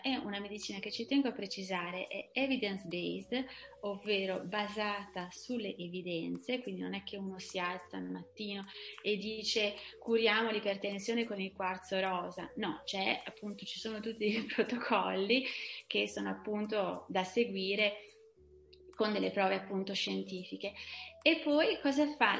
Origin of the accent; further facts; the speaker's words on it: Veneto, Italy; moved away as an adult; also born or lived in Brussels / Paris; now in southern France; sono veneta